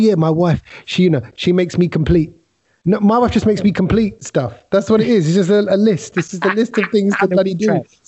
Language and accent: English; England, United Kingdom; we're from England